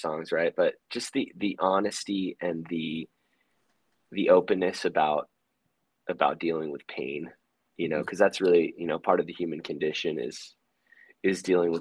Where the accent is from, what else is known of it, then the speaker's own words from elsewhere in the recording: Hawaii, United States; We're from Hawaii